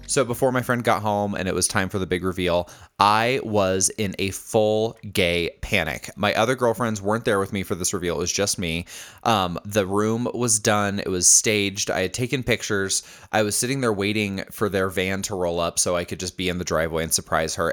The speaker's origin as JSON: {"language": "English", "town": "Indianapolis", "region": "Indiana", "country": "United States", "tie": "born or raised there", "moved": "yes", "said": "Indianapolis, uh, which is where I'm from. It's my hometown"}